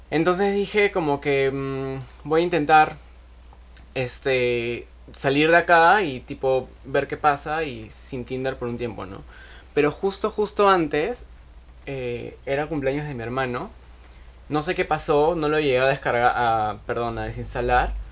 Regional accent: Arequipa, Peru; Porque estoy acá en Lima de vacaciones. Yo soy de Arequipa.

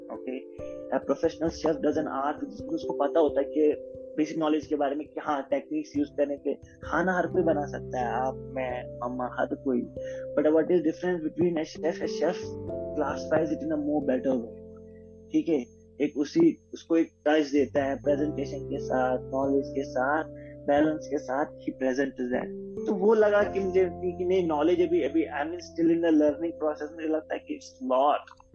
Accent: Anantnag, Jammu and Kashmir, India; moved away as an adult; also born or lived in Delhi / Mexico; now in Bangalore, India; मैं बेसिकली अनंतनाग से हूँ अनंतनाग कश्मीर

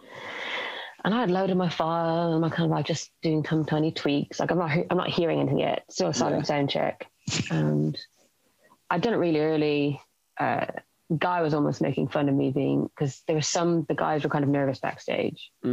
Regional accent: Ireland; moved away; I'm originally from Ireland

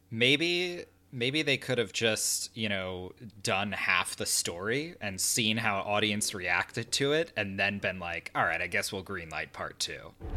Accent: New Jersey, United States; right now I am a English teacher, uh, up in New Jersey where we, where we spent most of our days

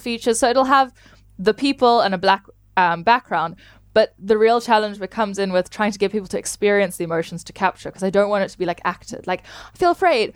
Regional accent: South Africa; I'm from South Africa

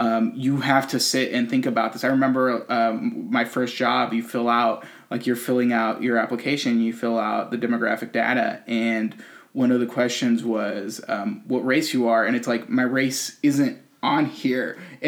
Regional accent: United States; We grew up in America.

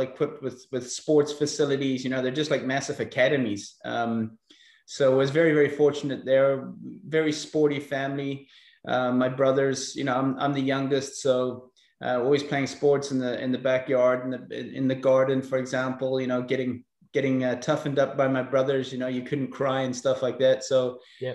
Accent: South Africa; accent: eclectic; also born or lived in Belfast, Northern Ireland; I was born in Belfast, Northern Ireland, uh, many years ago, uh, probably during the most turbulent times there in, in the 70s. Um, we emigrated to South Africa in, in 81. I was probably six or seven years old, so I didn't really remember that much. Um, and I grew up in South Africa.

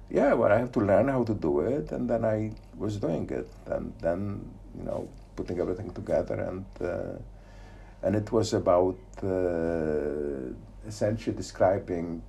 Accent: Poznań, Greater Poland, Poland; moved away; I was born in Poznan. Yes. In uh, 1954.

